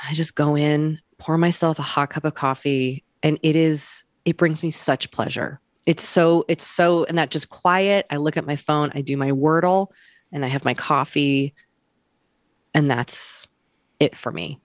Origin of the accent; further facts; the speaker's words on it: Wellesley, Massachusetts, United States; I'm from Wellesley, Massachusetts